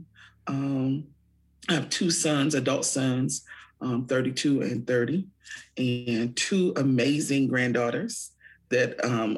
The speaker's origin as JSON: {"language": "English", "town": "Fort Wayne", "region": "Indiana", "country": "United States", "tie": "born or raised there", "said": "I'm from Fort Wayne, born and raised."}